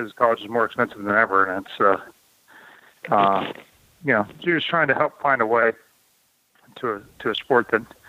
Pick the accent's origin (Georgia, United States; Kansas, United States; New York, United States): Kansas, United States; I was from Kansas